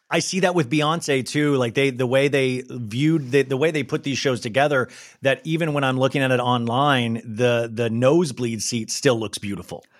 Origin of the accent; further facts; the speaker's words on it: United States; as an American